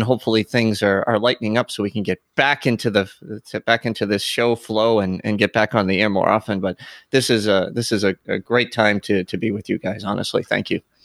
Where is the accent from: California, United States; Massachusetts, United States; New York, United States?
Massachusetts, United States; Boston; I'm a Bostonian too